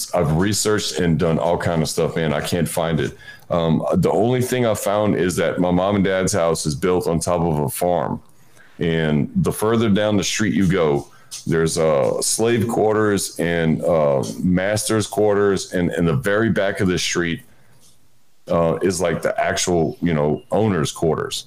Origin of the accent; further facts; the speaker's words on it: Houma, Louisiana, United States; I grew up in South Louisiana, like in Houma, Louisiana